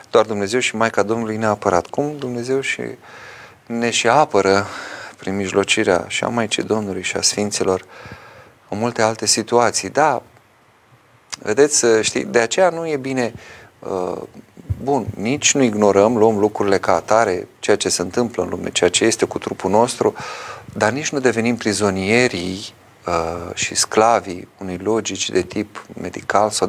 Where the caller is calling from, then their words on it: Constanța, Constanța County, Romania; Părinte, sunt din Constanța.